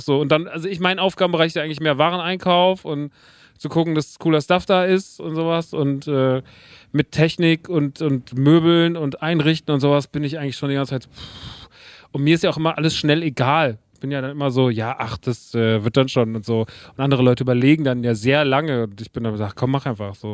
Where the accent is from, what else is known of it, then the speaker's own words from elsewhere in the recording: Rodgau, Hesse, Germany; der Laden ist in Rottgau. Das ist meine alte Heimat